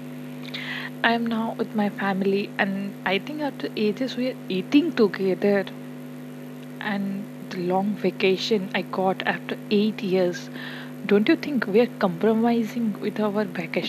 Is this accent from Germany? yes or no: no; India; As an Indian, we are highly inclined towards our culture